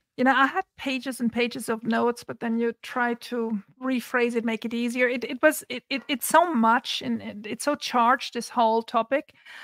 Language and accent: English; Santa Barbara, California, United States; it's happening in my hometown of Santa Barbara.